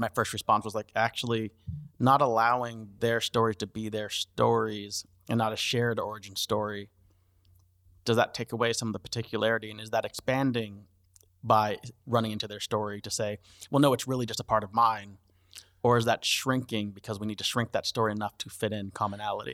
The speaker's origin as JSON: {"language": "English", "country": "United States", "said": "Yes, I'm American. Yes, I'm a few generations in."}